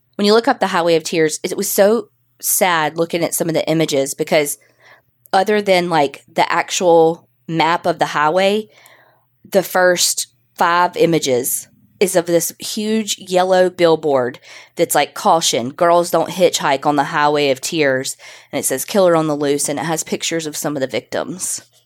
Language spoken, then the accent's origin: English; Canada; we're Canadian